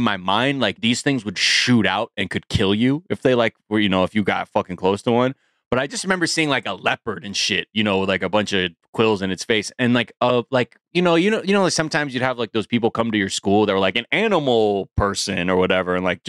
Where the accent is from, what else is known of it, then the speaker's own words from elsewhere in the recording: Billings, Montana, United States; Just I'm from Montana. Billings